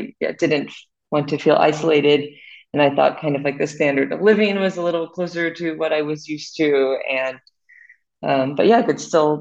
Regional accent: Houston, Texas, United States; moved away as an adult; also born or lived in Austin, United States; now in Munich, Germany; I'm originally from Houston and then I did my bachelor's degree in Austin

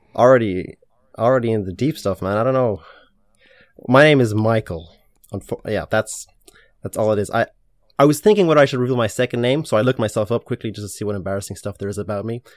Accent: Ireland; also born or lived in Ukraine; we immigrated from Ukraine to Ireland

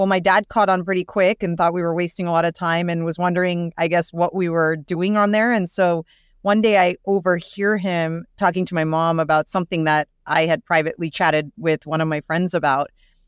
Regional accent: California, United States; Yeah, so I was born and raised in the Bay Area by immigrant parents.

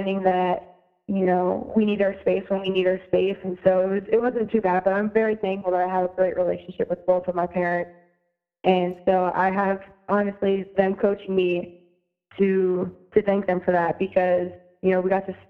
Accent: State College, Pennsylvania, United States; moved away as an adult; also born or lived in Connecticut; I grew up in Pennsylvania

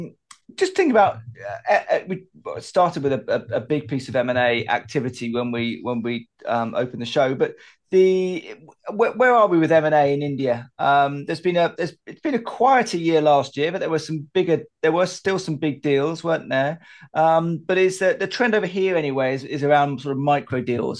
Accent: United Kingdom; as a Brit

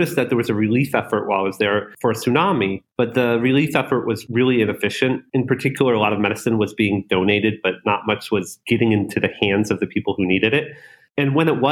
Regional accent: North Florida, United States; moved away as an adult; also born or lived in Silicon Valley; I was born in North Florida.

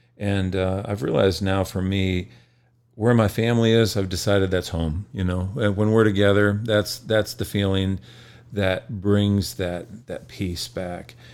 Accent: Michigan, United States; I grew up in Michigan

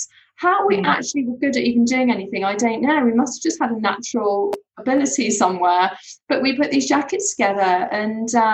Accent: Surrey, South East England, United Kingdom; when I was growing up, I grew up in Surrey

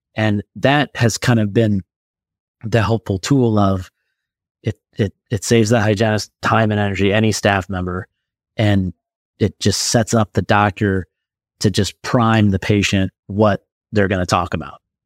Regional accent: Omaha, Nebraska, United States; I'm from Omaha, Nebraska

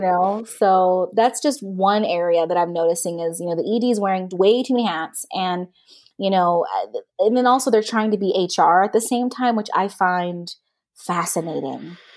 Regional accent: the South, United States; I'm also a Southerner

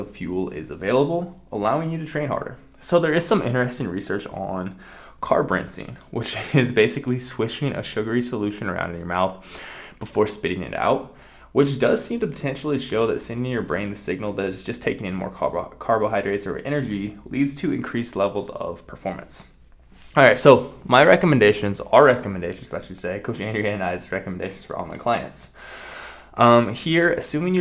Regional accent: Nebraska, United States; I'm from Nebraska

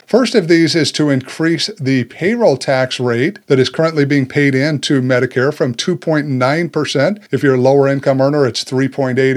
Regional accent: United States; us as Americans

